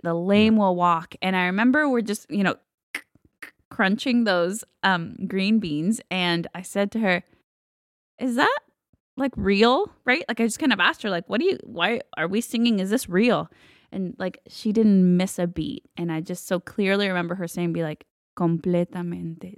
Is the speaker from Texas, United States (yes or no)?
yes; Texas, United States; also born or lived in Guatemala; I grew up in Texas